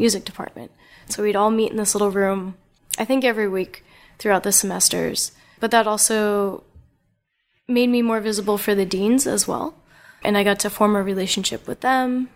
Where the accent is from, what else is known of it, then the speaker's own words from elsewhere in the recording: New Jersey, United States; growing up in New Jersey